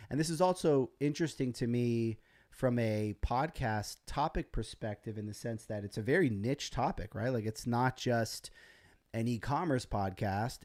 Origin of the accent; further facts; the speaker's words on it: United States; as an American